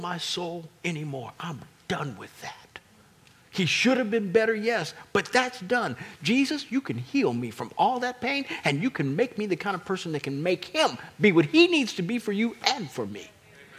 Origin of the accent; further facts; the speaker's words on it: Kansas City, United States; We're from Kansas City